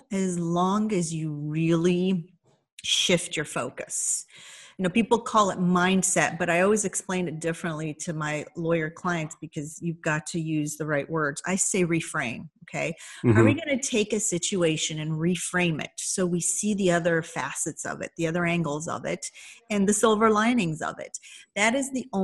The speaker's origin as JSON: {"language": "English", "region": "Indiana", "country": "United States", "tie": "born or raised there", "also_born_or_lived": "Iran", "said": "I grew up in Indiana"}